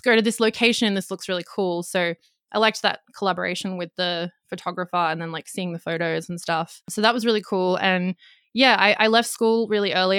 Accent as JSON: {"language": "English", "country": "Australia", "also_born_or_lived": "Gold Coast, Queensland", "accent": "Australian", "said": "I'm in Australia, if you can tell by my accent"}